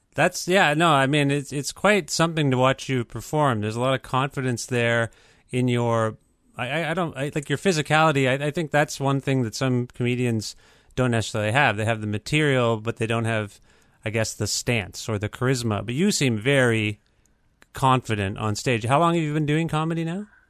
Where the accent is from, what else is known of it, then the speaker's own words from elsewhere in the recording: Cambridge, Ontario, Canada; I grew up in Cambridge, so it was very white